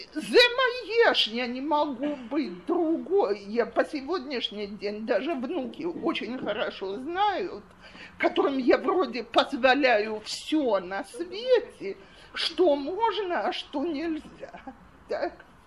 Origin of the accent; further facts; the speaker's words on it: Russia; now in Israel; я замужем за израильтянином, и у нас из-за этого семья гораздо более оптимистическая и легко, легкая, чем если бы э, мы оба были выходцы из России